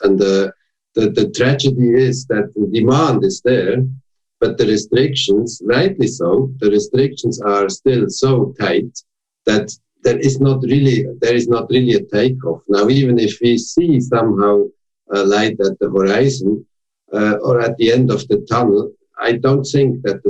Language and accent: English; Switzerland; now in Germany; And when I came from Switzerland, where you have almost no unions, to Germany, and I got the CEO at LTU, that was really a total rethinking